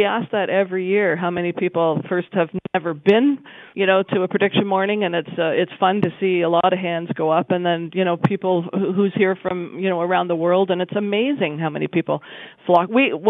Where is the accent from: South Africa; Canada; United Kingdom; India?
Canada; Wiarton, Ontario